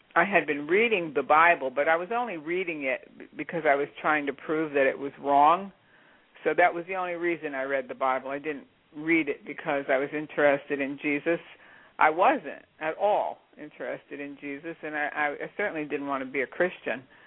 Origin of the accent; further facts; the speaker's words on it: New Jersey, United States; moved away as an adult; also born or lived in Pittsburgh, Pennsylvania / Redstone, Colorado; I was born and raised in New Jersey